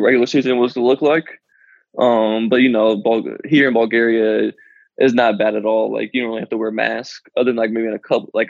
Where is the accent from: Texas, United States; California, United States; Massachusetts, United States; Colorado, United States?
Colorado, United States; moved away as an adult